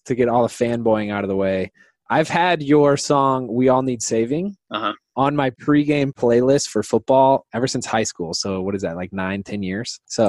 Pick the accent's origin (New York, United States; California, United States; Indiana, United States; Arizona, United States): Indiana, United States; We're first of all, and most importantly, both Hoosiers. I grew up in Indiana.